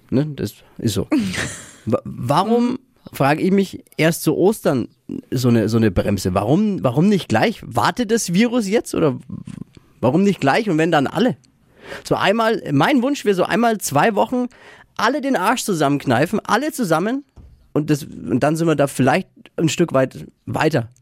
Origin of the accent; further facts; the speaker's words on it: Nuremberg, Bavaria, Germany; in Deutschland und in Franken und überhaupt bei uns in Nürnberg